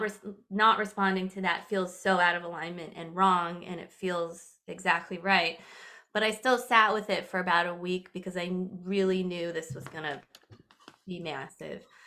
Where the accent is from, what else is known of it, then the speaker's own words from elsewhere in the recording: California, United States; I'm originally from California